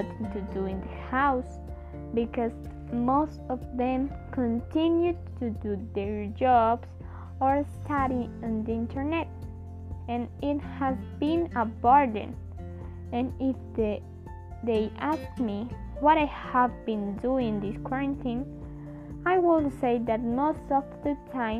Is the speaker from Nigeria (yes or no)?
no; Colombia; I am from Colombia